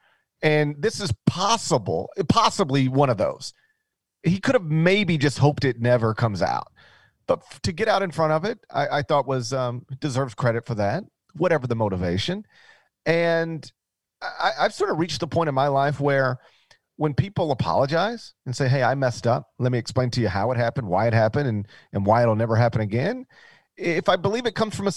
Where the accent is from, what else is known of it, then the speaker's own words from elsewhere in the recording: Mississippi, United States; My home state is open for business